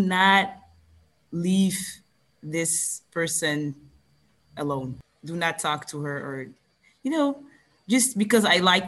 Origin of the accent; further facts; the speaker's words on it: Belgium; I'm the only one that was born here